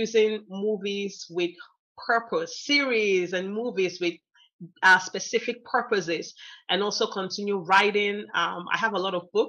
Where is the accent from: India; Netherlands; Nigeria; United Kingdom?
Nigeria; moved away as an adult; also born or lived in United States; now in Texas, United States; I grew up there, my high school, university, and all of that was there.